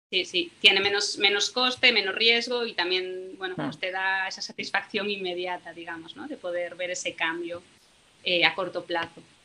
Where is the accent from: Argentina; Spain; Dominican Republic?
Spain; Galicia; soy de Galicia